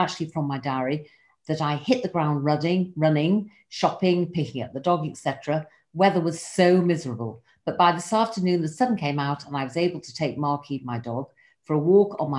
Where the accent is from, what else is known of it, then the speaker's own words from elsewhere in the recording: England, United Kingdom; now in Israel; I live here in Israel, but I'm originally from England